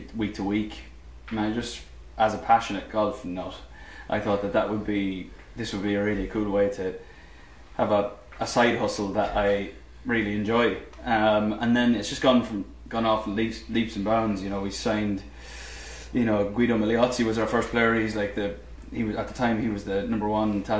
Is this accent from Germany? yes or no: no; Ireland; moved away; being Irish. I mean, just growing up in the island